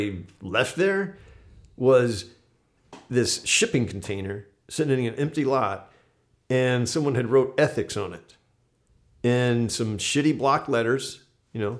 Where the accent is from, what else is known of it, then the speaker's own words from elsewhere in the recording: Destin, Florida, United States; moved away; I'm from this little fishing village in the Northwest Panhandle area.